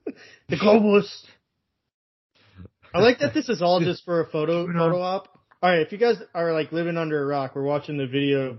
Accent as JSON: {"language": "English", "country": "South Africa", "said": "Also, you could call someone racist if they think it's racist, because I'm from South Africa."}